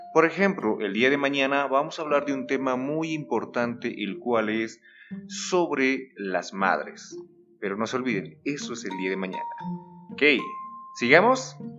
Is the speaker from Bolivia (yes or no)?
yes; Bolivia; como boliviano, se te adapta a algún tipo de, podríamos decir, de mal hablado